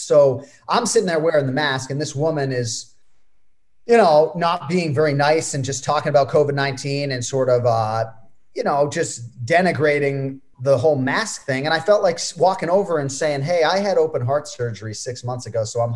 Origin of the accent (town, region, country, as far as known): Florida, United States; born or raised there